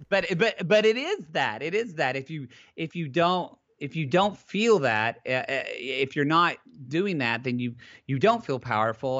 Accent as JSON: {"language": "English", "region": "Southern Oklahoma", "country": "United States", "tie": "born or raised there", "moved": "yes", "lives_now": "California, United States", "said": "I grew up in Southern Oklahoma with a father who is a Southern Oklahoma plumber"}